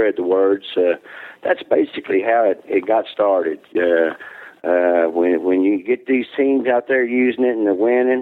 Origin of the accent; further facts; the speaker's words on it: Jackson, Tennessee, United States; moved away as an adult; now in Missouri, United States; I'm originally from Jackson, Tennessee. Down there on every corner around that area, you find barbecue stands. As a child, I grew up around it